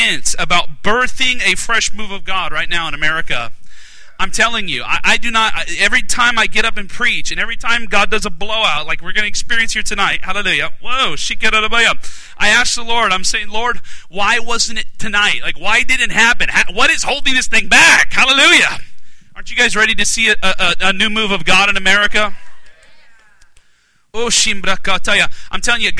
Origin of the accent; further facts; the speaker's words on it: Alaska, United States; now in South Carolina, United States; I'm from Alaska originally